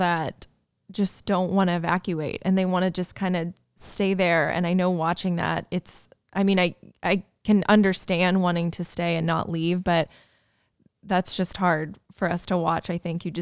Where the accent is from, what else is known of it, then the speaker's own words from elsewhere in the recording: Indiana, United States; now in California, United States; I'm from Indiana, so growing up, it was the tornado drills